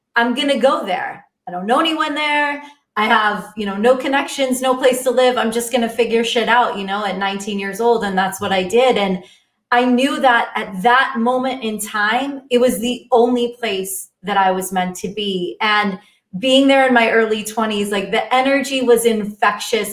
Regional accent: Miami, Florida, United States; moved away as an adult; also born or lived in New York; growing up in Miami

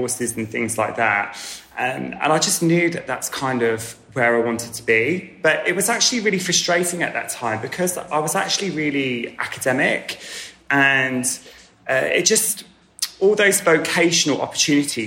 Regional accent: Wiltshire, South West England, United Kingdom; I grew up in Wiltshire

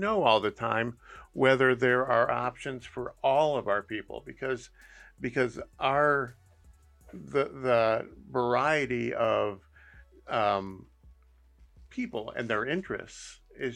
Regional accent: Berea, Ohio, United States; I grew up in Berea, Ohio, up in Cuyahoga County.

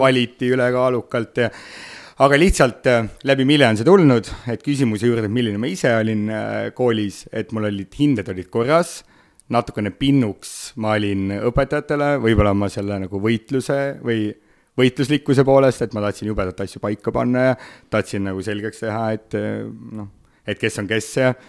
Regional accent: Otepää, Valga County, Estonia; now in Tallinn, Estonia; kui ma olen siin Tallinnas, siis ma olen tallinlane, kui ma olen Otepääl

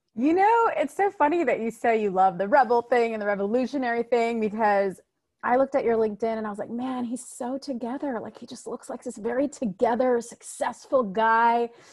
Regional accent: United States; I am a first generation American, meaning my mom and dad immigrated here, and then I was born here in America

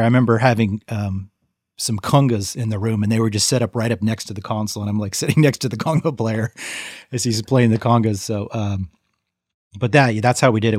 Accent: Modesto, California, United States; also born or lived in San Francisco; the Central Valley of, um, where I grew up in Modesto

